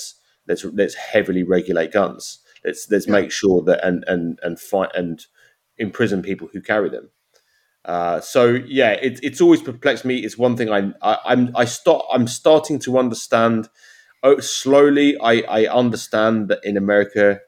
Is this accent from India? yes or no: no; United Kingdom; now in United States; as a Brit